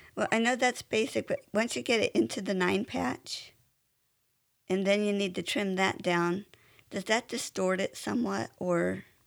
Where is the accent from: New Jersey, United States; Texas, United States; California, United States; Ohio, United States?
California, United States; I grew up in California